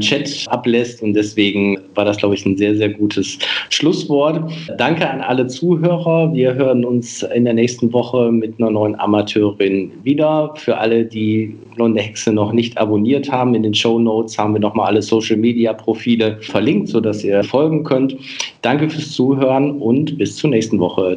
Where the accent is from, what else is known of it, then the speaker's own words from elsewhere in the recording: Münsterland, North Rhine-Westphalia, Germany; Ich komme gebürtig aus dem Münsterland